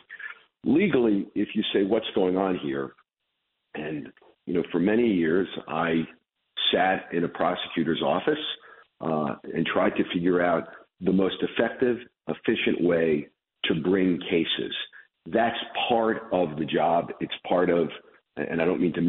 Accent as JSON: {"language": "English", "town": "Chicago", "region": "Illinois", "country": "United States", "tie": "born or raised there", "also_born_or_lived": "Brooklyn, New York"}